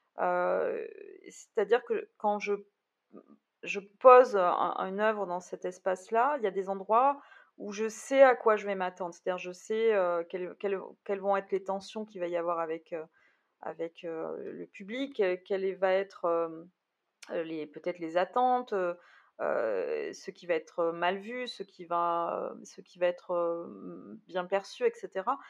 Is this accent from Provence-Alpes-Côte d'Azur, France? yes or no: no; Bordeaux, Nouvelle-Aquitaine, France; je suis bordelaise